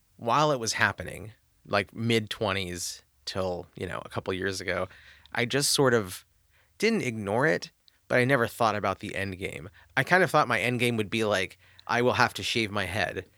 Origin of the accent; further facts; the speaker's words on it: Southern California, United States; I grew up in Southern California